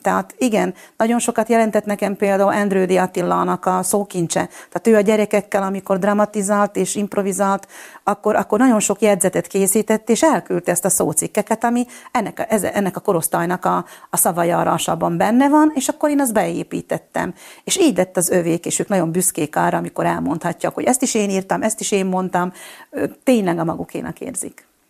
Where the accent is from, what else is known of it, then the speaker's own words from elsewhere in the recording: Slovakia; accent: Palóc; also born or lived in Budapest; now in Fiľakovo, Slovakia; én egy kis faluból Csalkanyha az arról származom